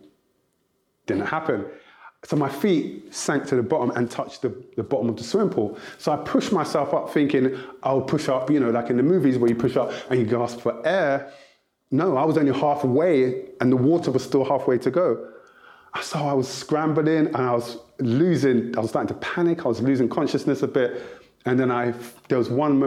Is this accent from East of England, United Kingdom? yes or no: no; London, United Kingdom; also born or lived in Nigeria (ancestry); Growing up, I'm the eldest of 5 children. And my mum and dad originally split up. And so I live with my dad alone in South London